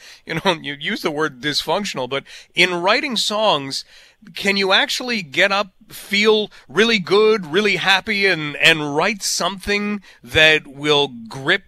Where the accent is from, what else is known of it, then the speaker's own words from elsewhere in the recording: London, Ontario, Canada; I was born in London